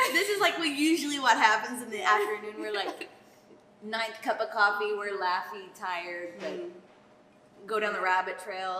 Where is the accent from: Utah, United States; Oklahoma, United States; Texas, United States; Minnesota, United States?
Texas, United States; Aubrey; so I grew up in Aubrey, moved away, and I came back